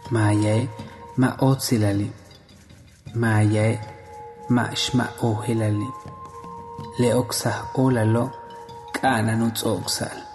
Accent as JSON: {"language": "Spanish", "town": "Tixcacalcupul", "region": "Yucatán", "country": "Mexico", "tie": "born or raised there", "said": "Soy originario de Tixcacalcupul, Yucatán."}